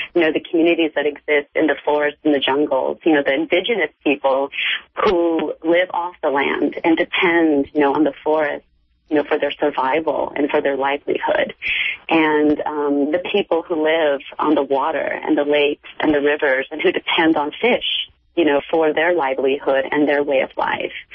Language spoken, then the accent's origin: English; United States; also born or lived in Cambodia / Thailand; I grew up in the United States. You know, I've been I've been educated here. Um, you know, I've lived here since I was four years old.